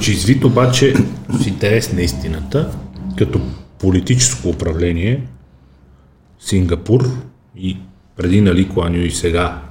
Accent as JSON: {"language": "Bulgarian", "town": "Emona", "region": "Burgas Province", "country": "Bulgaria", "tie": "born or raised there", "said": "съм израснал на Емона"}